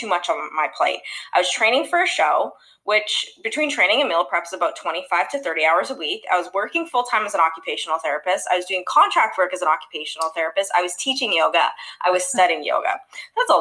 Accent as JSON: {"language": "English", "country": "Canada", "moved": "yes", "lives_now": "Los Angeles, United States", "said": "I'm originally from Canada, actually, currently living in Los Angeles, about to move to Florida"}